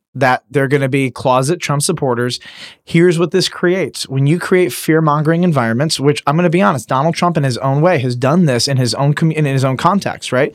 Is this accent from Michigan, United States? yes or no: yes; Detroit, Michigan, United States; I'm from Detroit